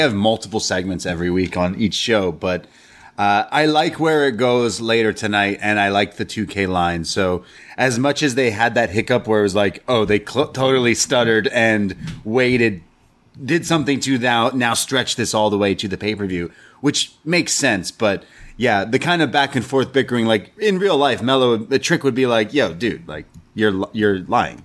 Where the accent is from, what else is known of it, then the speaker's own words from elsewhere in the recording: Canada; We're Canadian.